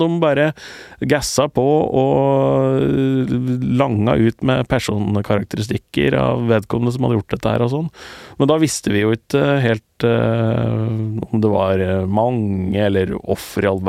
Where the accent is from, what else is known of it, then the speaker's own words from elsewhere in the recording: Eastern Norway, Norway; For jeg er jo østlending